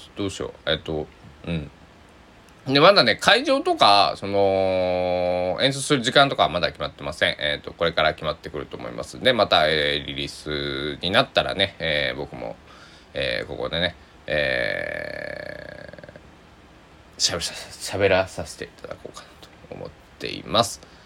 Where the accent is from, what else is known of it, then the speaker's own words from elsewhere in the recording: Susaki, Kochi, Japan; moved away; 高知県、僕の地元、須崎市